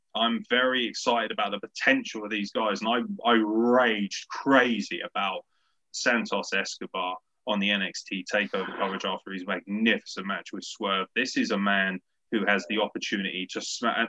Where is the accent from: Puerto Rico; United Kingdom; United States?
United Kingdom; particularly being British